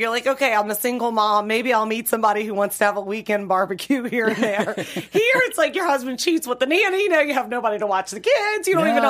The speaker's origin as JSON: {"language": "English", "region": "the South", "country": "United States", "said": "I'm from the South."}